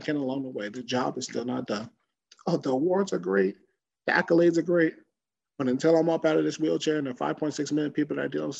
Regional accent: Woodbridge, New Jersey, United States; my hometown of Woodbridge, New Jersey

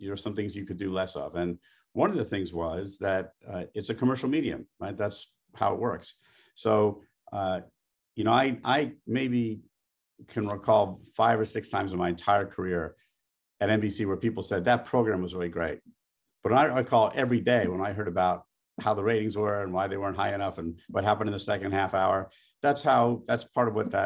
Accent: New York, United States; I'm a New Yorker in everything except professional football

